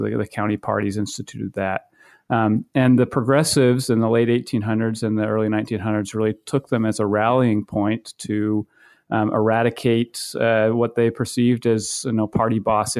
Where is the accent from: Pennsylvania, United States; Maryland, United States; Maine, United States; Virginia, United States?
Maine, United States; I grew up in Maine, and prior to going to graduate school, I worked on several campaigns in 2004 and 2006